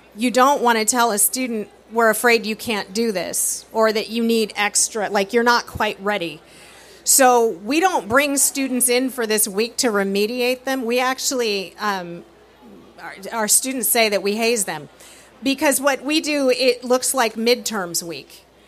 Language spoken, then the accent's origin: English; California, United States; moved away; I'm from California